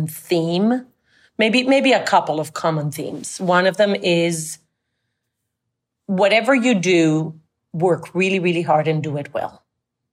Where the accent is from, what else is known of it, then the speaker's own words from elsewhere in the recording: Colombia; first language Spanish; English is a second language; moved away as an adult; also born or lived in France / Monterey; I grew up in Colombia and I went to an American school